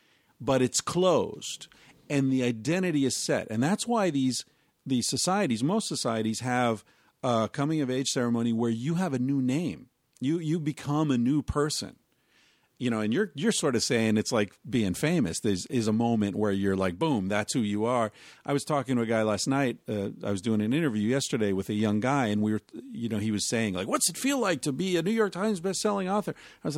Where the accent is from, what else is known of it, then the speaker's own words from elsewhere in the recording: Beaver Falls, British Columbia, Canada; But, yeah, anyway, I grew up in Beaver Falls